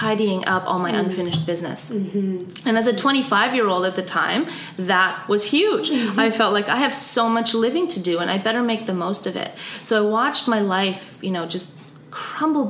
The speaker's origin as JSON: {"language": "English", "country": "Austria", "tie": "born or raised there", "said": "growing up in Austria"}